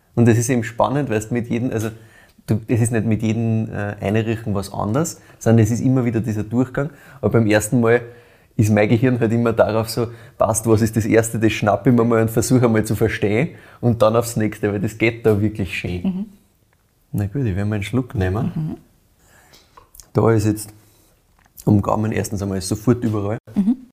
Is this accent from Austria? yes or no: yes; brewery town in the Weinviertel, Lower Austria, Austria; Ich bin ja selber in Lahn in einer Brauereistadt aufgewachsen quasi das ist halt wirklich so, ne? wir sind im Weinviertel